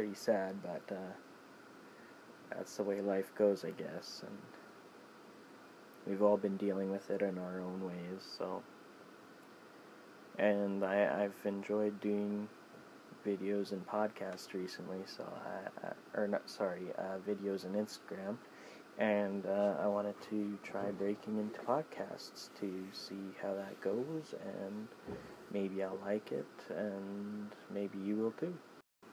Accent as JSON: {"language": "English", "country": "Canada", "also_born_or_lived": "Saskatoon, Saskatchewan", "said": "I'm Canadian"}